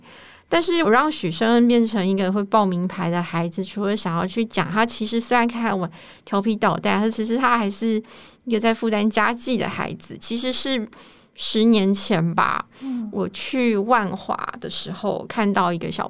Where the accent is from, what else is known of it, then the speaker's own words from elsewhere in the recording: Xinzhuang, New Taipei, Taiwan; 我来自一个呃就是蓝领阶级的家庭，然后我住在新庄幸福路隔壁的一条街啦。可是那附近大概就都是中南部的移民，